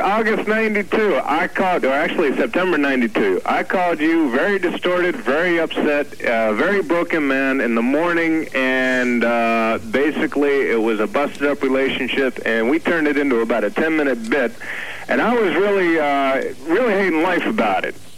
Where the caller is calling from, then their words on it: New Jersey, United States; we're calling here from New Jersey.